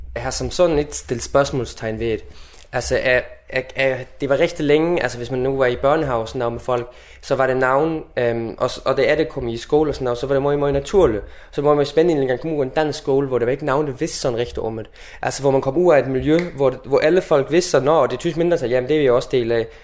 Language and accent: Danish; South Jutland, Southern Denmark, Denmark; Jeg vil kalde mig sønderjy, altså sønderjyde, øh, nordslesviger på tysk